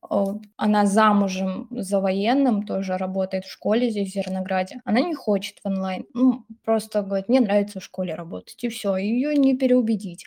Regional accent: Samara Oblast, Russia; moved away as an adult; мне 25 лет, и я из Самарской области. То есть я совсем недавно, так скажем, приехала в другой город.

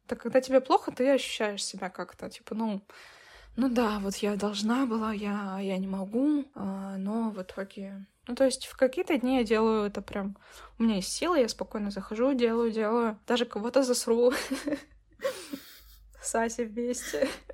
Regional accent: Russia; я все равно россиянка

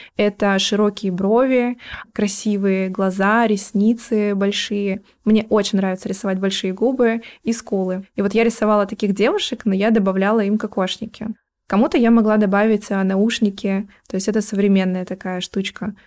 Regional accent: Yurga, Kemerovo Oblast, Russia; moved away; also born or lived in Chukotka; мы переехали в город побольше, планировали остаться там. Это Кемеровская область, Юрга. Какое-то время мы еще жили там

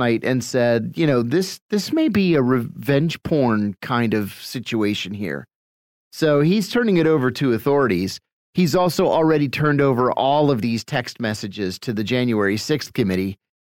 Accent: United States; even as an American

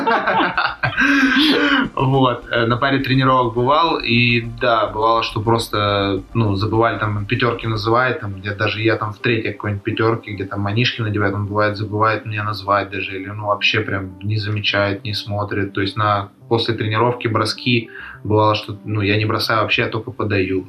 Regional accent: Krasnodar, Krasnodar Krai, Russia; also born or lived in Poltavskaya, Krasnodar Krai; Родился в Краснодаре, в принципе, все, все свои 22 года там жил

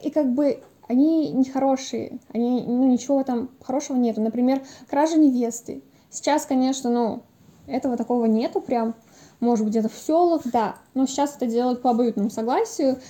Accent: Dagestan, Russia; Я из Дагестана

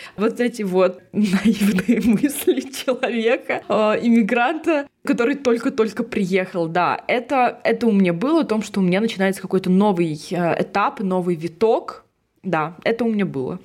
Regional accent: Russia; now in Prague, Czechia; я из России

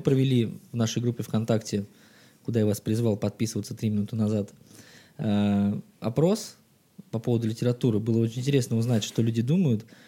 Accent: Saint Petersburg, Russia; мне столько-то лет, я родился в Санкт-Петербурге

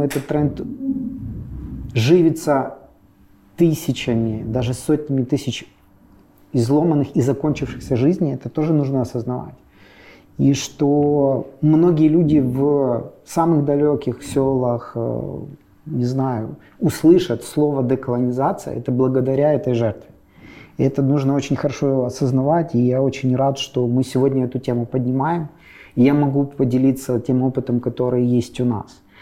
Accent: Ukraine; я из Украины

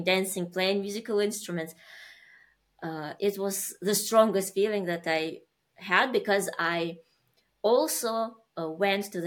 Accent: Uzbekistan; moved away; I was born in Uzbekistan

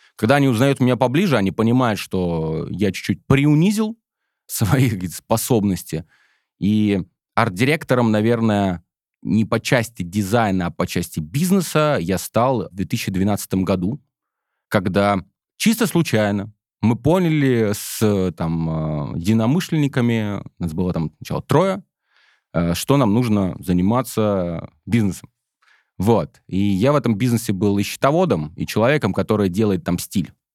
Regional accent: Smolensk, Smolensk Oblast, Russia; Я сам родом из Смоленска

